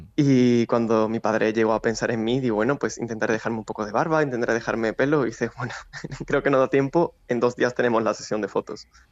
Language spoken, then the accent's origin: Spanish; Seville, Andalusia, Spain